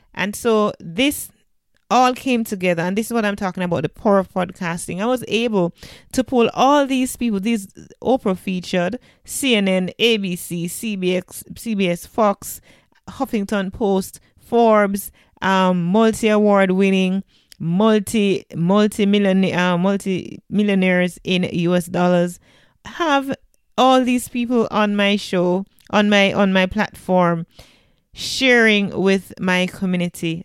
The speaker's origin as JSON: {"language": "English", "country": "Jamaica"}